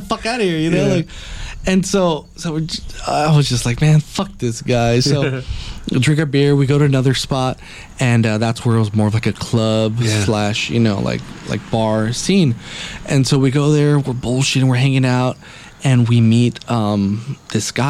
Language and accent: English; Los Angeles, California, United States; two fucking people from L.A.